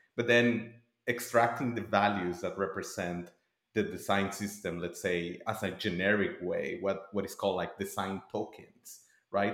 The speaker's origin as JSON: {"language": "English", "town": "Tijuana", "region": "Baja California", "country": "Mexico", "moved": "yes", "said": "I'm originally from Tijuana, Mexico."}